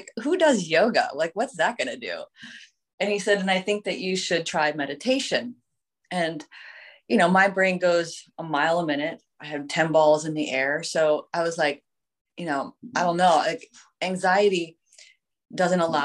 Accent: Vermilion, Ohio, United States; also born or lived in Sandusky; I grew up in Vermilion, graduated from Vermilion

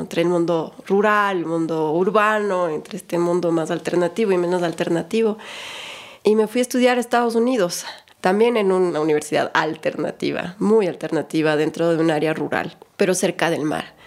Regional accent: Cumbayá, Pichincha, Ecuador; moved away as an adult; now in Galápagos, Ecuador; Pues yo nací en Cumbayá. Cuando Cumbayá no era lo que es hoy día.

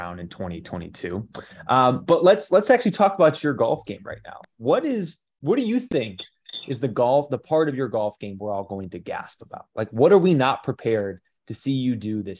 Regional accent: Midwest, United States; As a Midwesterner

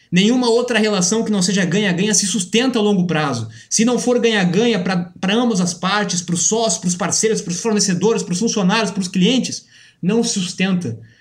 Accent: Brazil; nós, como brasileiros

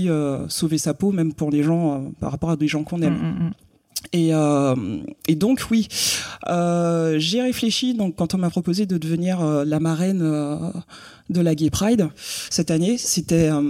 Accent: Guadeloupe, France; moved away as an adult; donc, j'ai quitté la Guadeloupe à 18 ans.

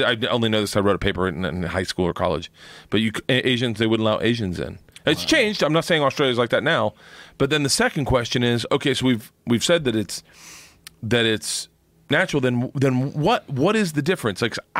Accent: Florida, United States; I was born in Florida

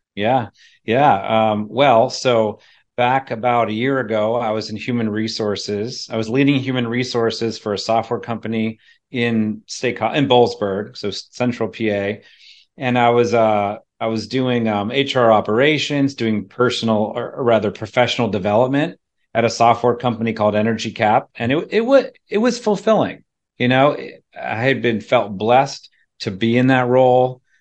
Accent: central PA, Pennsylvania, United States; moved away as an adult; also born or lived in State College, Pennsylvania; now in Charlottesville, United States; it wasn't only leaving my hometown

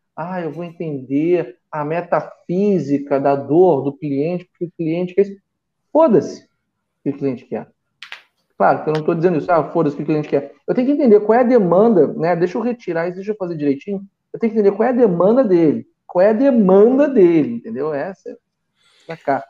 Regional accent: Rio de Janeiro, Brazil; Eu nasci e cresci em Copacabana

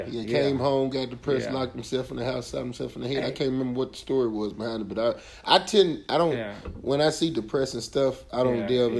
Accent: the South, United States; now in California, United States; I'm from the South.

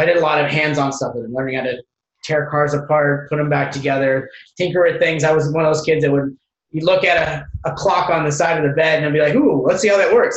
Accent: Hesperia, California, United States; originally grew up in Southern California

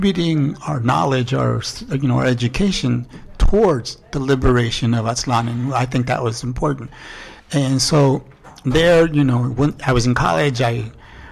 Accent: Gilroy, California, United States; I was born and raised in Gilroy. Oh, and okay. Like for the first 18 years of my life, I lived in Gilroy.

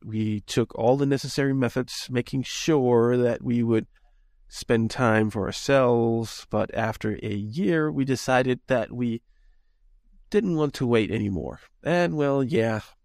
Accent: Denmark; now in United States; I'm from Europe. I'm originally from Denmark.

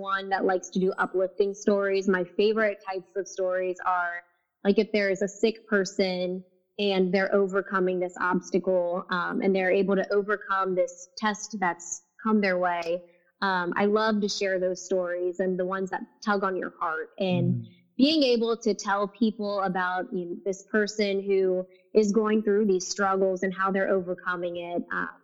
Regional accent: Cincinnati, Ohio, United States; moved away as an adult; also born or lived in Rochester, Minnesota / Indianapolis; to do the news in my hometown, and Cincinnati is my hometown

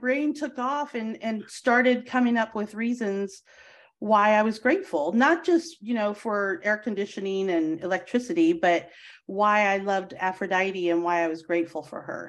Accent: Charlottesville, Virginia, United States; University of Virginia is where I grew up, is in Charlottesville.

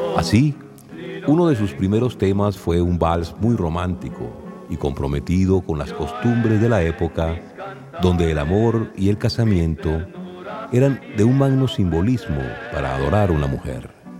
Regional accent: Venezuela; aquella que en Venezuela conocemos como música cañonera

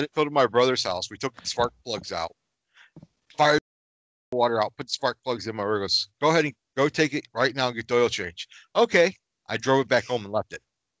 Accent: Michigan, United States; we're from Michigan and it's pronounced Myers, not Meyer.

